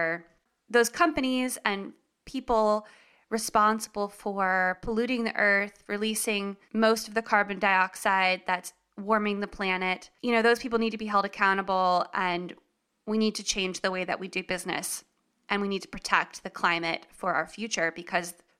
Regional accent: Raleigh, North Carolina, United States; moved away as an adult; also born or lived in San Francisco, California / Los Angeles, California; I am originally from Raleigh, North Carolina

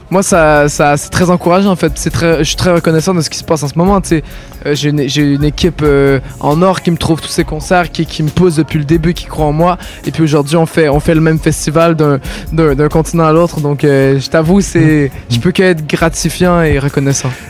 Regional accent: Quebec, Canada; Bah, beaucoup de personnes euh, se rendent compte que je suis québécois. Euh, encore aujourd'hui, je reçois plein de messages. Euh, ah ouais, t'es québécois, je pensais que t'étais français

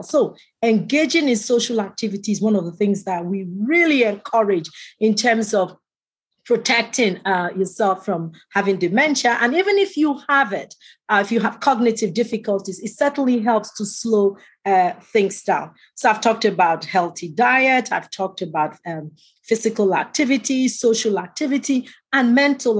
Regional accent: Canada; I'm a Canadian

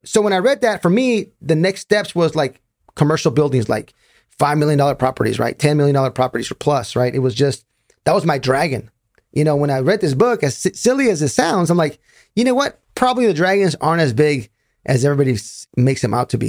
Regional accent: Raleigh, North Carolina, United States; I'm from Raleigh, North Carolina

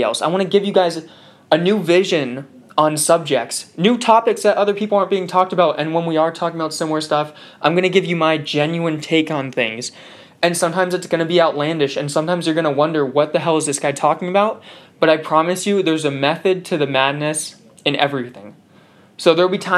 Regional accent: Southern California, United States; moved away as an adult; now in New Haven, United States; I'm from Southern California

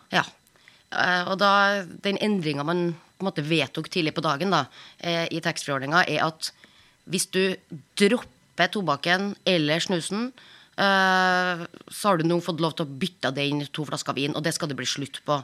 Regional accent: Trøndelag, Norway; moved away; der jeg kommer fra, oppe i Trøndelag

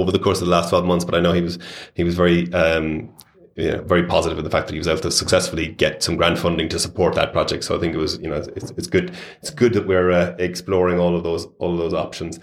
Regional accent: west of Ireland, Ireland; now in England; I'm, as people will attest from my accent, I'm from the west of Ireland

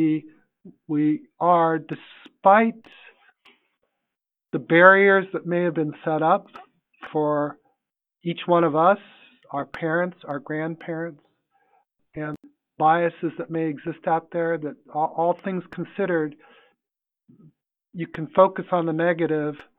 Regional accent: United States; I was your classic American kid

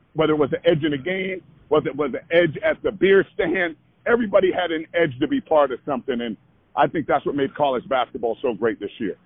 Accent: Providence, Rhode Island, United States; I was born and raised there. I grew up on Friar basketball

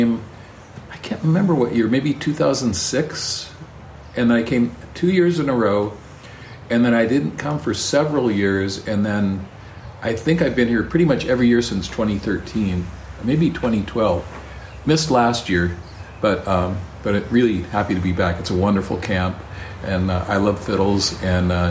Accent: Ukiah, California, United States; we grew up in Ukiah

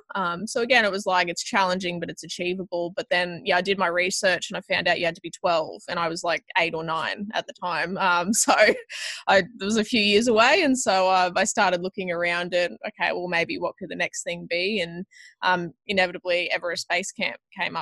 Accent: Toowoomba, Queensland, Australia; I grew up in Toowoomba

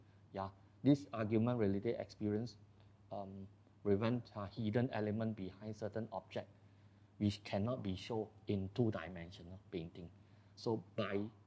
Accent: Malaysia; as a Malaysian, I think I'm pretty proud of a Malaysian

